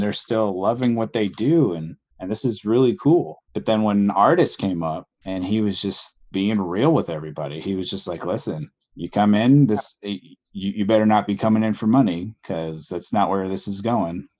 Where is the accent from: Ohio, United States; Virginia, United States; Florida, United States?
Florida, United States; Deltona; moved away; I grew up in a, a town called Deltona, which always gets confused with Daytona